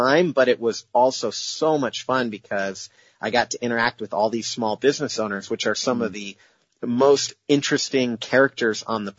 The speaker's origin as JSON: {"language": "English", "region": "Idaho", "country": "United States", "tie": "born or raised there", "moved": "yes", "lives_now": "Seattle, United States", "said": "growing up in Idaho, where there's no investors or entrepreneurs or venture capitalists"}